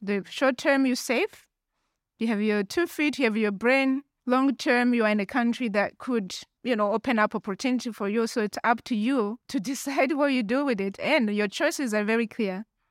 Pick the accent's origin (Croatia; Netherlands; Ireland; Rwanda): Rwanda; also born or lived in Tucson, Arizona / United Kingdom; now in Zurich, Switzerland; I was born and raised in Rwanda, and I left Rwanda in nineteen ninety-four.